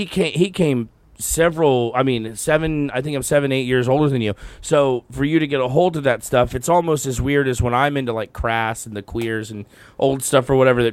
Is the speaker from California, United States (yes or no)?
no; Texas, United States; moved away; I'm from Texas